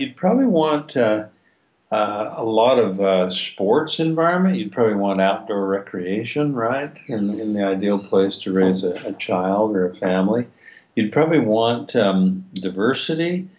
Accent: Logan, United States; I grew up in Logan, sleepy little town

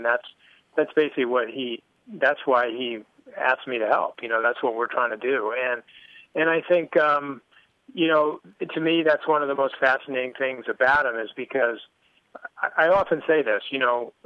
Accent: Connecticut, United States; I grew up in Connecticut

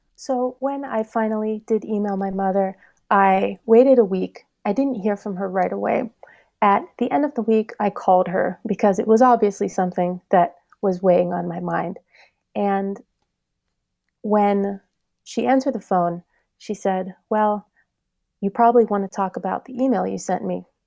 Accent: Pittsburgh, Pennsylvania, United States; we moved to Pittsburgh when I was five, and as soon as I got into kindergarten and first grade

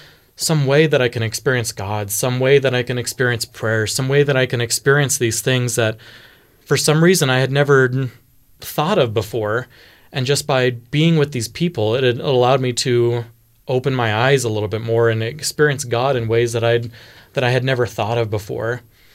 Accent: Houston, Texas, United States; I grew up in Texas, in Houston. And in Houston, there was a variety of Christian faiths that were very, very prevalent.

